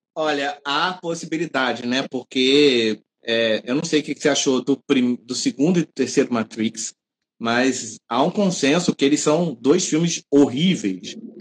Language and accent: Portuguese; Rio de Janeiro, Brazil; accent: carioca; nós somos cariocas pelo sotaque